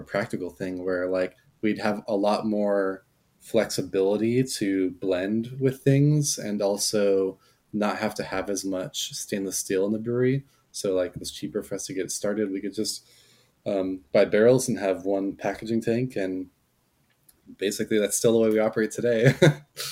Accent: Southern California, United States; I grew up in Southern California

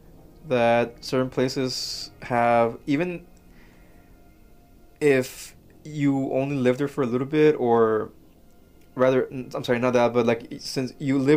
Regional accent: Mexico; now in United States; I grew up in Mexico

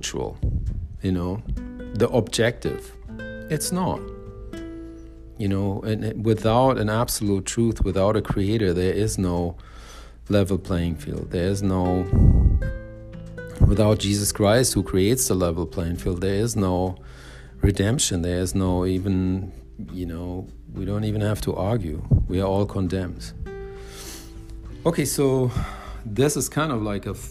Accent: Germany; now in United States; I grew up in Germany in the 70s and 80s, mostly like teenagers in the 80s.

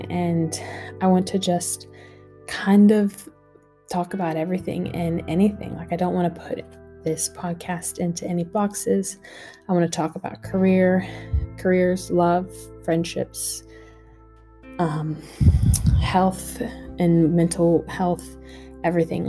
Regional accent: United States; now in Australia; I am an American girl living in Australia

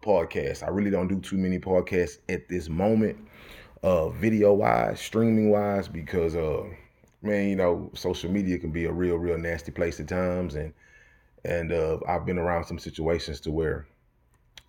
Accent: Texas, United States; I'm from Texas

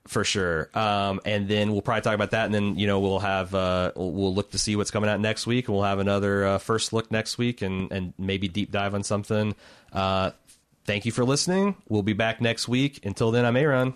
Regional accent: Indianapolis, Indiana, United States; I'm from Indianapolis

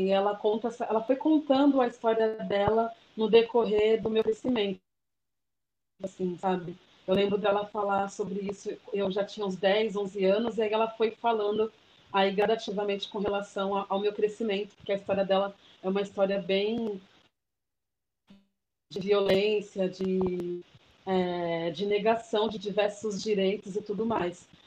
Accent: Santos, São Paulo, Brazil; Ela lá na minha cidade, eu sou de Santos.

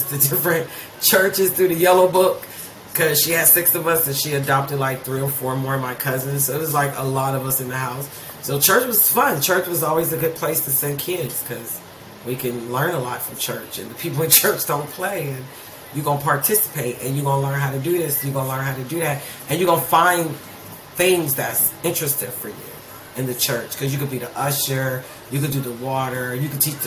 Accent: Youngstown, Ohio, United States; I was raised in Youngstown, Ohio

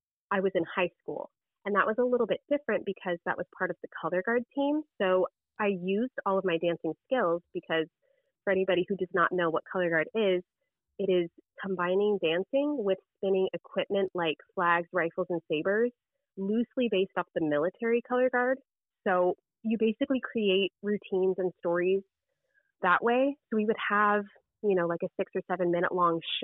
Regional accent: Southern California, United States; I grew up in Southern California

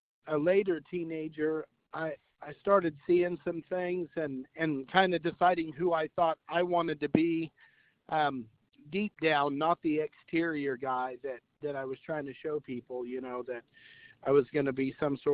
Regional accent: Crane, Missouri, United States; I grew up in Crane in a time where the town was still pretty quiet

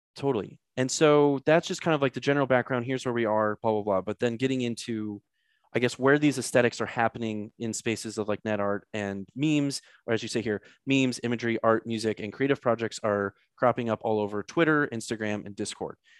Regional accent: St. Louis, Missouri, United States; I'm from Saint Louis, so a lot of Catholic school involved there

